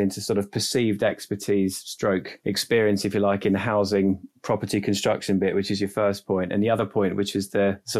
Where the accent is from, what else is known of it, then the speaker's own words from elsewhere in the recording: London, United Kingdom; we think we're relatively neutral because we're from London / southeast